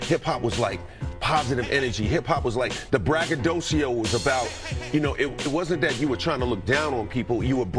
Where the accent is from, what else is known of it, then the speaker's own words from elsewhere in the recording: New York, United States; You know, for me, it was the first time that I heard young people from my area, my neighborhood, sound empowered. You know, in New York growing up